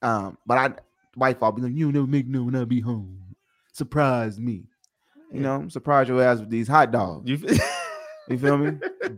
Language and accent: English; Little Rock, Arkansas, United States; now in Las Vegas, United States; Louisiana, old country boy. Because I'm from Little Rock, Arkansas.